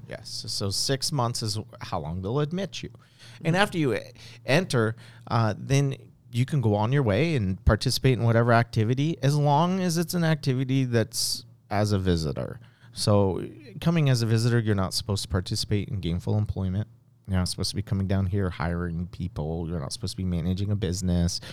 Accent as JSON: {"language": "English", "region": "West Coast", "country": "United States", "said": "I'm from the West Coast"}